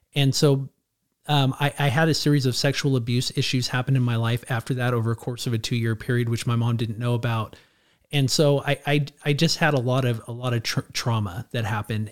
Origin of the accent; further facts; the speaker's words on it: Clovis, California, United States; also born or lived in Edwards Air Force Base, California; I, I grew up here, I grew up in, in, in, in Clovis